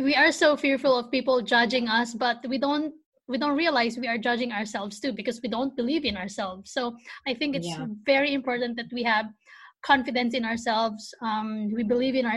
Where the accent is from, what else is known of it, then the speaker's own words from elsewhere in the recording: Philippines; English is a second language; now in United States; I'm just a tiny Filipina who are living in the States